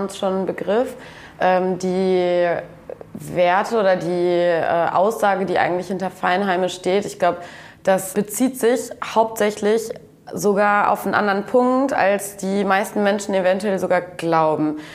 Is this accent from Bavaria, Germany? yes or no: no; North Rhine-Westphalia, Germany; moved away as an adult; now in Kiel, Germany; wir kommen ja auch beide aus NRW, aber auch aus unterschiedlichen Städten